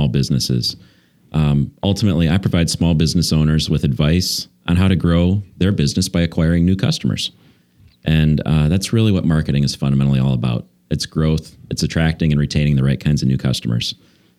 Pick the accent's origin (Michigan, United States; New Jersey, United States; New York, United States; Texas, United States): Michigan, United States; just south of Detroit; moved away as an adult; now in Brookfield, United States; I grew up just south of Detroit